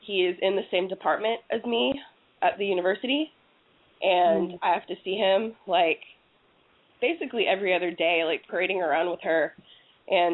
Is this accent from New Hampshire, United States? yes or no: no; Fort Worth, Texas, United States; I'm from Fort Worth